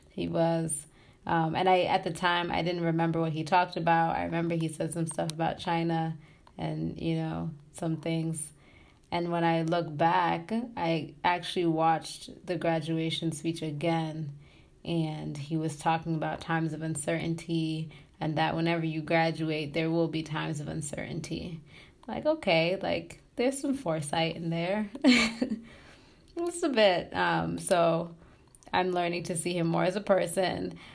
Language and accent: English; Tanzania; moved away; also born or lived in Massachusetts / Pennsylvania / Michigan; I'm from Tanzania